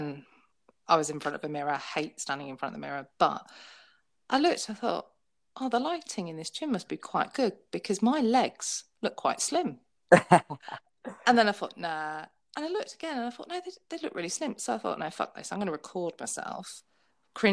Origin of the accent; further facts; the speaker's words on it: United Kingdom; I'm British.